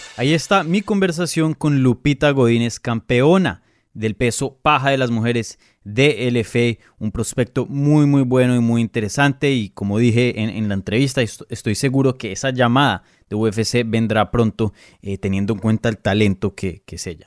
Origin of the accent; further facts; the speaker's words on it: Colombia; now in United States; yo vivo acá en Estados Unidos, yo soy de Colombia